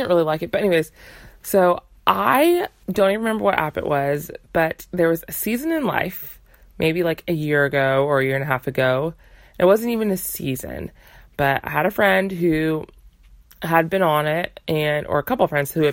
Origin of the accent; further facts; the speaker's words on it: United States; my parents are from Uganda, but I was born and raised in America